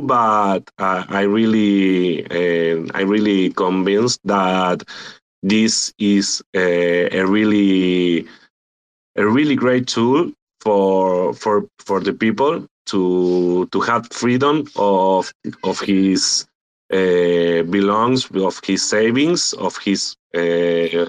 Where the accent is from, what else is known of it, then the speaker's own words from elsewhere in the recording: Argentina; I am from Argentina. I'm here in Latin America